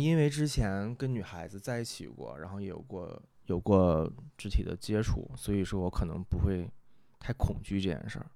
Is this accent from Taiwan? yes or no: no; Northeast China, China; 我们东北话讲